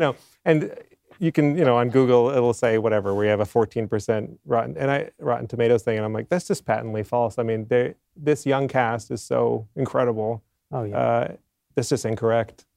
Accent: Maine, United States; moved away; I'm from Maine originally

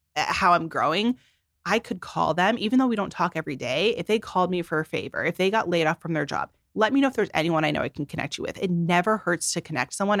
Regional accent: Phoenix, Arizona, United States; moved away as an adult; now in Los Angeles, United States; I'm just from Phoenix, Arizona

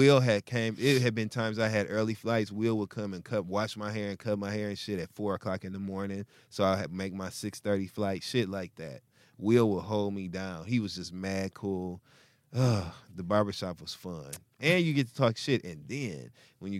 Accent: Michigan, United States; I'm from Michigan in the Midwest

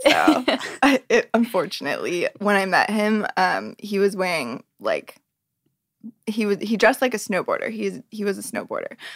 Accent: Reno, Nevada, United States; I grew up in Reno, Nevada

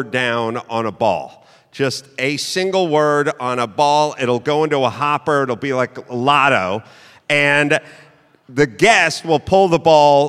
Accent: California, United States; I'm from California

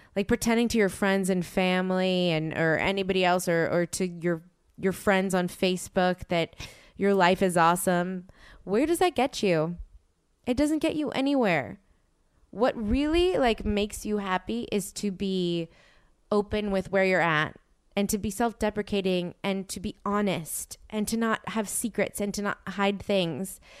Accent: New Orleans, Louisiana, United States; moved away; I'm from New Orleans

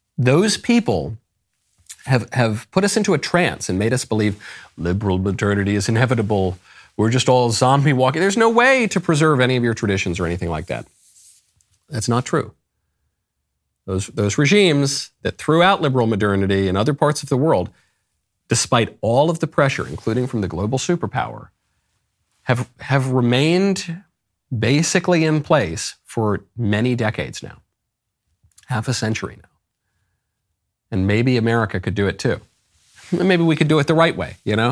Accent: United States; I'm an American

